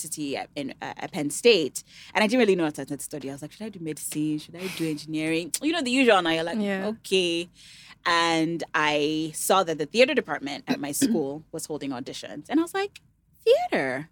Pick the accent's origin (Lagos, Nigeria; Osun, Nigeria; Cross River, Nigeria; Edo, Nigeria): Osun, Nigeria; Ede; also born or lived in United States; known for playing the talking drum in my hometown